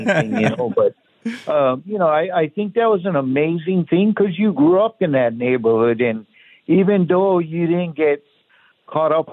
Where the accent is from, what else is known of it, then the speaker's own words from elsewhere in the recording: Kailua, Hawaii, United States; moved away as an adult; now in Buckeye, United States; I was born and raised in Honolulu, Hawaii, in a town called Kailua over the mountain on the countryside.